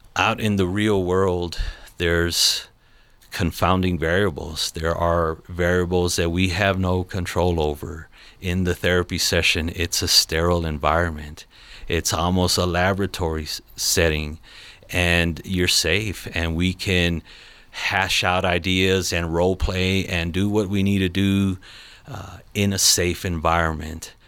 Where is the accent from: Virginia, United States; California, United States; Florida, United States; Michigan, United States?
California, United States; Los Angeles; now in Colorado Springs, United States; I'm not originally from here, I'm from Los Angeles, California.